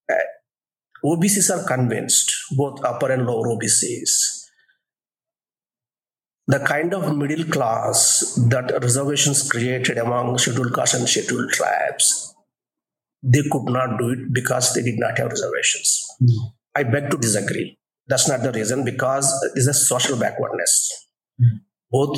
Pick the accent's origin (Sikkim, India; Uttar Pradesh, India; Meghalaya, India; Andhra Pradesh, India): Andhra Pradesh, India; Coastal Andhra; I was born in Kostlandra